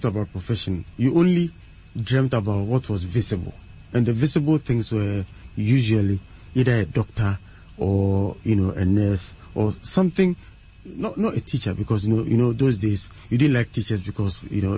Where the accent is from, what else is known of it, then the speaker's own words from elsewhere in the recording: Suhum, Eastern Region, Ghana; I actually, you know, started school in Suhum, in the Eastern region. That's where I started from class one